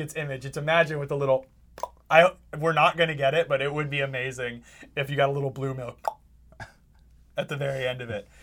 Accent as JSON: {"language": "English", "area": "Bay Area", "region": "California", "country": "United States", "moved": "yes", "said": "I'm from the Bay Area"}